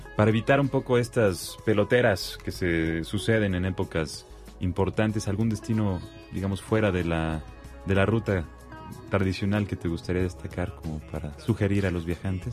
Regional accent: Mexico; como buenos mexicanos

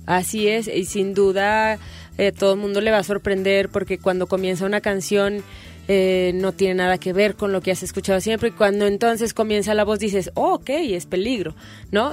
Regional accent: Mexico City, Mexico; Yo también soy de Coyoacán

